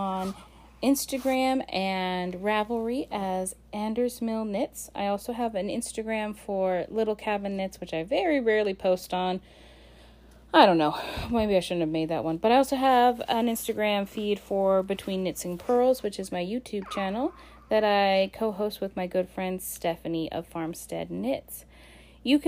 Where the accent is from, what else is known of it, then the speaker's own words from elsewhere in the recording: Alaska, United States; explorer of my home state of Alaska